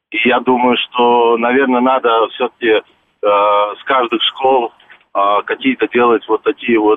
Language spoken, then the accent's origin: Russian; Turkmenistan; moved away; я родом с Туркмении